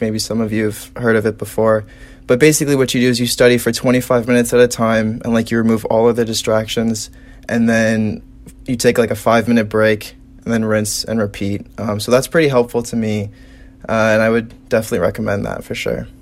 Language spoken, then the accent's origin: English; South Bend, Indiana, United States; I am from South Bend